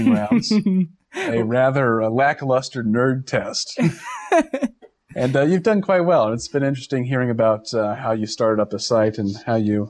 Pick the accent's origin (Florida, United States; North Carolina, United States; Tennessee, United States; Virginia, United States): Virginia, United States; now in Rhode Island, United States; I'm from Virginia